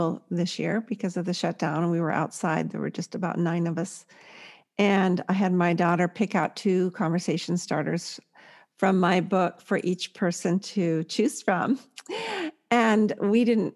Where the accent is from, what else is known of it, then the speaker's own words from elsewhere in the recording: California, United States; I'm from California